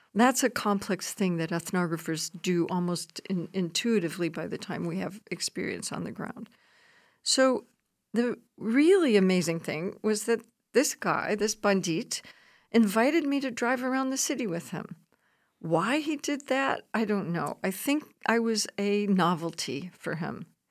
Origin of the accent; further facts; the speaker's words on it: Chicago, Illinois, United States; I'm a sociologist from, I'm, I was born in Chicago